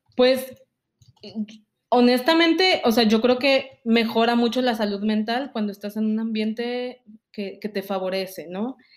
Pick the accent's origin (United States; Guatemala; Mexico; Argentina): Mexico; moved away